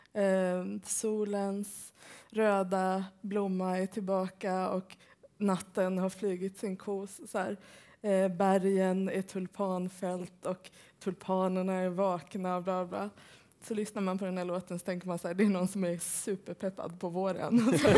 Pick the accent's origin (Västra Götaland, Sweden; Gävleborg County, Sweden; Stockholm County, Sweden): Västra Götaland, Sweden; Gothenburg; also born or lived in Hammarkullen; jag är ju uppvuxen i Göteborg